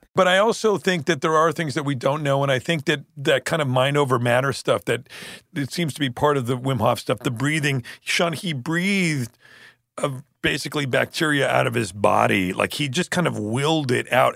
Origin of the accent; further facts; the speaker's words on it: Canada; growing up in Canada, growing up in Canada, we spent a lot of time up the, you know, this lake with my grandparents way up in Northern Ontario.